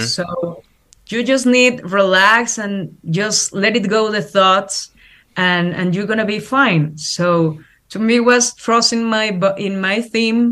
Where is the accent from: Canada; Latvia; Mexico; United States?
Mexico; English is a second language; as Mexican people, as Latin American people